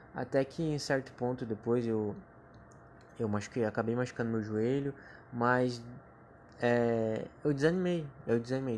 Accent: Joinville, Santa Catarina, Brazil; sou natural de Joinville, Santa Catarina, onde moro e habito aqui há 23 anos

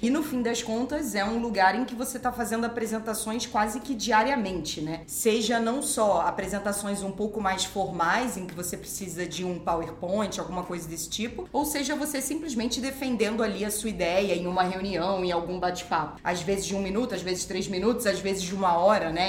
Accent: Rio de Janeiro, Brazil; eu sou carioca

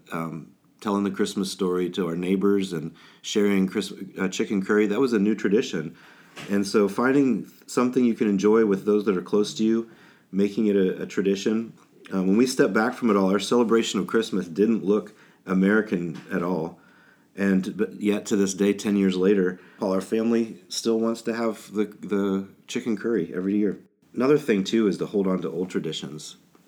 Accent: Kenya; When I was a kid growing up in Kenya, not to kind of give the when I was a boy story, but we had a ham radio to get news out

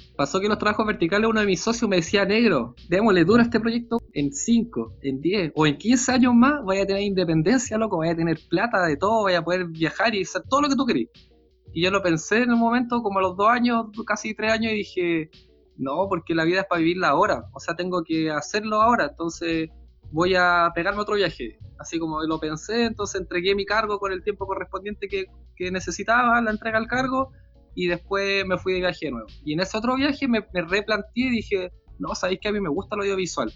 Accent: Santiago, Santiago Metropolitan Region, Chile; vivir en una ciudad grande como Santiago

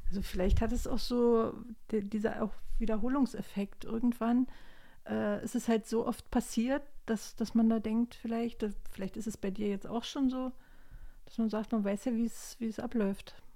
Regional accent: GDR, East Germany, Germany; Ich bin ja in der DDR groß geworden

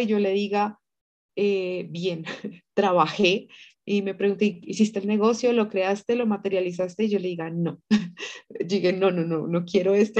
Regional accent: Tunja, Boyacá, Colombia; moved away as an adult; now in Bogotá, Colombia; nací en Tunja, pero pues ya aquí en Bogotá llevo ya casi 20 años

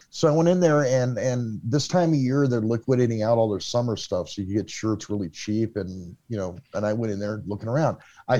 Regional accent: Los Angeles, California, United States; moved away as an adult; now in Kansas City, United States; I am a publicist from Los Angeles, California. I'm currently in Kansas City, Missouri

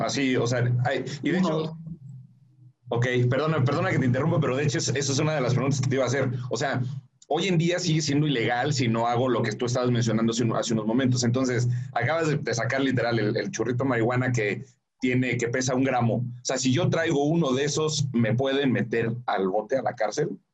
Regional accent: Mexico; nosotros como mexicanos

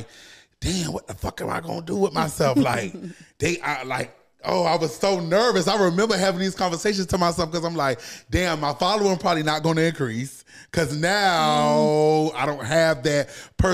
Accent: Savannah, Georgia, United States; also born or lived in The Bronx, New York; I'm originally from New York, but I moved to Savannah, Georgia when I was 10. So I say I'm from Savannah, but I'm originally from New York.

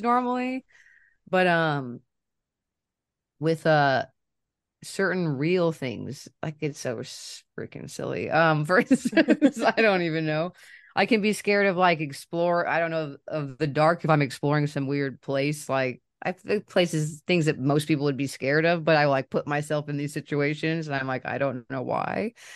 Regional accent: Kansas City, United States; I'm from Kansas City and I still live here.

